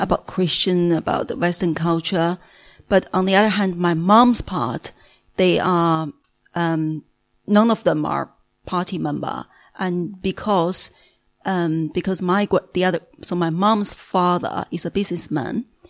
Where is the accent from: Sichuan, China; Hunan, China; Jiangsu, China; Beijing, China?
Beijing, China; moved away as an adult; also born or lived in Singapore; now in United Kingdom; I'm from Beijing, China